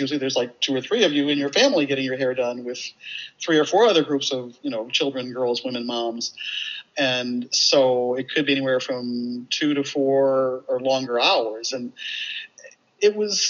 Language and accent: English; St. Louis, Missouri, United States; I was a little black girl growing up in St. Louis, you know, in the 1950s and 60s